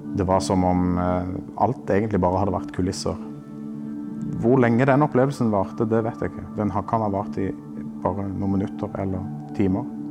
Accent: Kristiansand, Agder, Norway; Jeg vokste opp her på Sønn

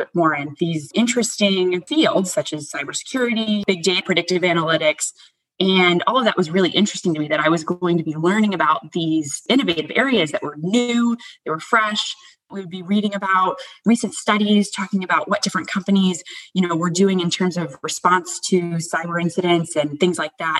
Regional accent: United States; moved away; I grew up right outside of Washington, D.C.

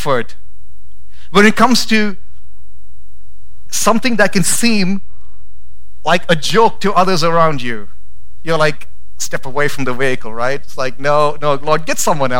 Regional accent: India; now in Boise, United States; I grew up in India, and that was just a part of my language at home.

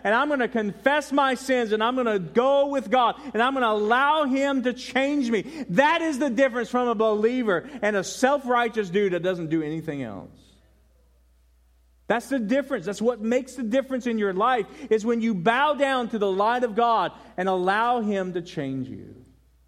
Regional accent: Denver, Colorado, United States; moved away; also born or lived in Carolina; I was born in Denver and I lived in Carolina

